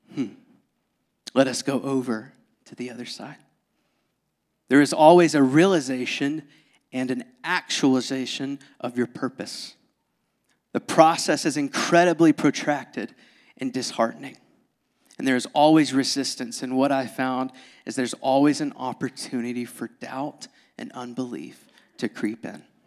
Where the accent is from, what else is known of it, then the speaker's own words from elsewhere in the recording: Georgia, United States; moved away; born and raised in Georgia